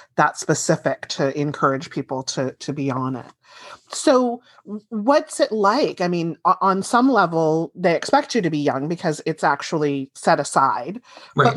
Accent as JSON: {"language": "English", "area": "Central Valley", "region": "California", "country": "United States", "tie": "born or raised there", "said": "I grew up in the Central Valley and getting my news out of San Francisco"}